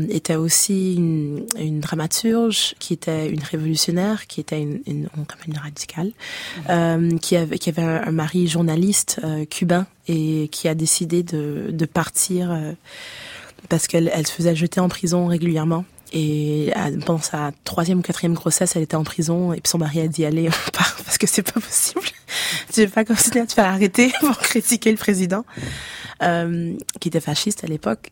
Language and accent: French; Ottawa, Ontario, Canada; moved away as an adult; also born or lived in Haiti (ancestry); now in France; On a grandi à Ottawa